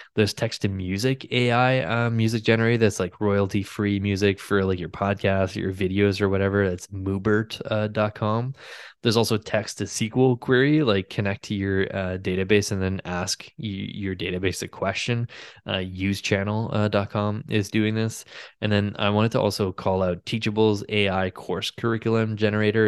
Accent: Ottawa, Ontario, Canada; Ottawa in my hometown

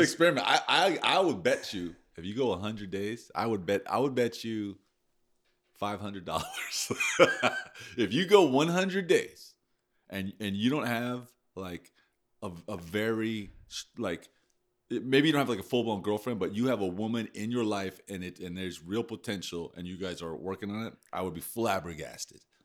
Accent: United States; I'm an American

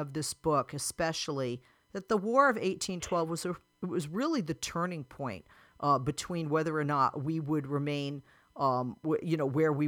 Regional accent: Boston, Massachusetts, United States; moved away; I'm from New England originally. I'm a Bostonian

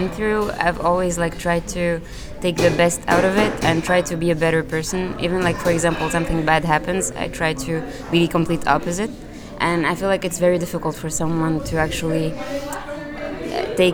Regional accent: Tunisia; also born or lived in France; now in New York, United States; I'm from Tunisia originally, and I also lived in France a little, and now I'm in New York.

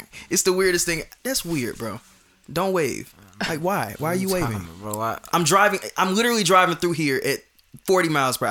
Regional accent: the South, United States; And I noticed, like, people from the South, we're weird about

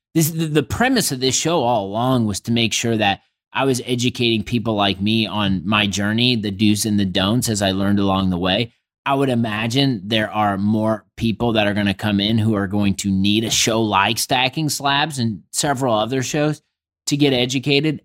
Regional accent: Indianapolis, Indiana, United States; my hometown

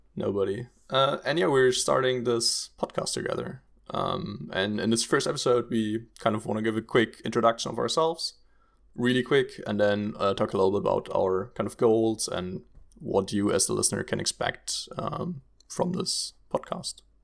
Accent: Germany; moved away as an adult; now in Netherlands; I'm originally from Germany, um, but now also living in the beautiful Netherlands.

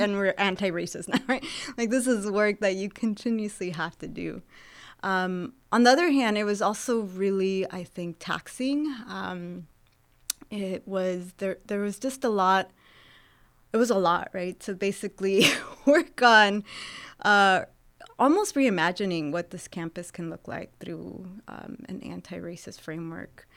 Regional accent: Santa Barbara, California, United States; moved away as an adult; also born or lived in Jalisco, Mexico / Los Angeles, California / Texas; now in Sacramento, United States; I grew up in Santa Barbara, California

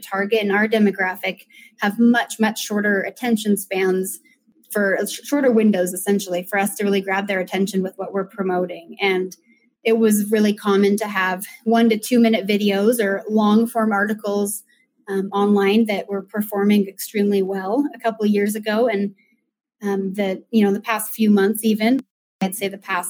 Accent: Reno, Nevada, United States; moved away as an adult; now in Lehi, United States; So I grew up in Reno, Nevada, and moved to Utah a couple years after high school.

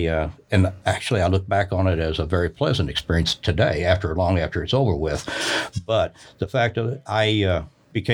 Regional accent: Kentucky, United States; I grew up in Kentucky as a marksman.

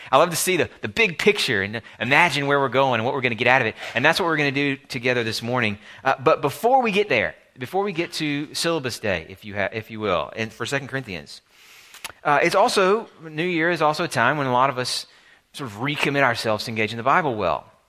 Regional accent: Alabama, United States; my home state of Alabama

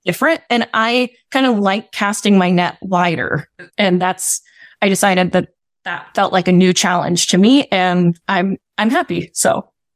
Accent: West Virginia, United States; my experience growing up in West Virginia

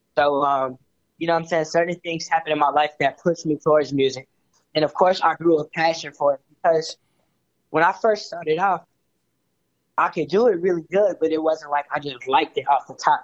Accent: Chicago, Illinois, United States; I was born and raised in Chicago

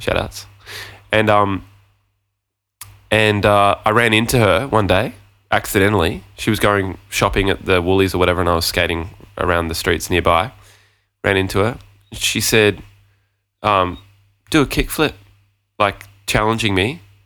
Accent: Gold Coast, Queensland, Australia; moved away; my friend Luke, who I grew up with on the Gold Coast

